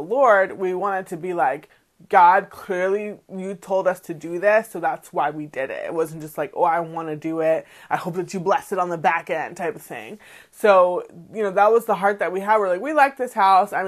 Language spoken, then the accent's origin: English; Massachusetts, United States; now in Maryland, United States; when I grew up in Massachusetts, there was like, I probably saw like one or two townhouse communities